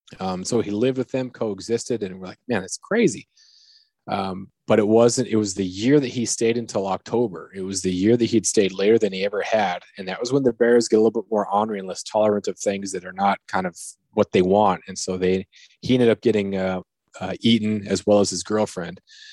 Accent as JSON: {"language": "English", "town": "Prince of Wales Island", "region": "Alaska", "country": "United States", "tie": "born or raised there", "said": "You know, I grew up on Prince of Wales. We didn't have brown bears. And here on Revilla, we don't have brown bears either."}